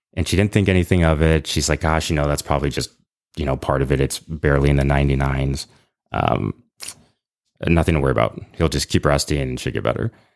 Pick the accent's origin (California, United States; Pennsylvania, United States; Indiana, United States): California, United States; San Ramon; moved away as an adult; also born or lived in Lafayette, California; now in North Texas, United States; I grew up in Lafayette